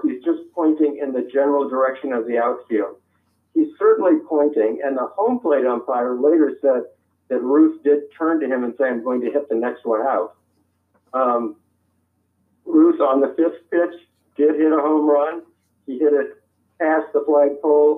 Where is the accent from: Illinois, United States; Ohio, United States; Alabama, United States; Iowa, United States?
Ohio, United States; moved away as an adult; also born or lived in Seattle; now in Chapel Hill, United States; When I was growing up in Ohio